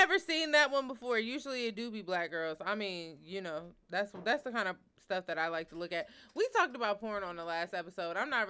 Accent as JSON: {"language": "English", "region": "Virginia", "country": "United States", "said": "I am from Virginia."}